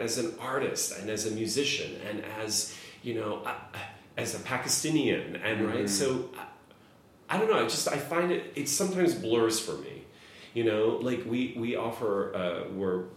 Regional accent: Midwest, United States; I was gay and I grew up in the Midwest

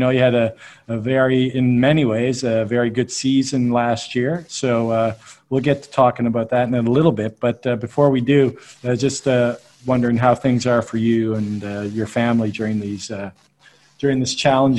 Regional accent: Canada; Well, I'm Canadian as well, right?

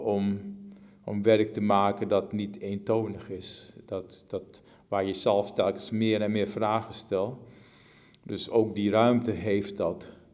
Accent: Suriname; In, het, in gebieden waar ik vandaan kom, in gebieden in Suriname

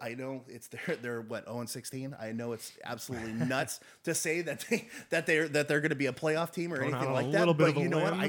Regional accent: California, United States; I'm born and raised in California

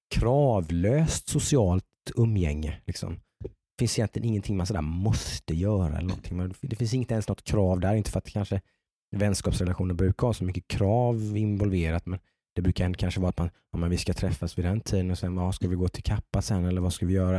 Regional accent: Jönköping, Jönköping County, Sweden; vi kommer ju från Jönköping

